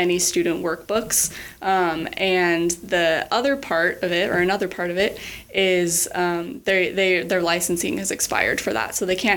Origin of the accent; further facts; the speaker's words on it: Middleton, Idaho, United States; I grew up in Middleton